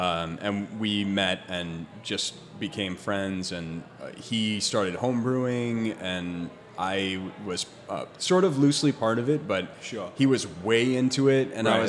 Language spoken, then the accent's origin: English; Naperville, Illinois, United States; moved away as an adult; now in California, United States; born and raised in Naperville, Illinois, which is a south suburb of Chicago.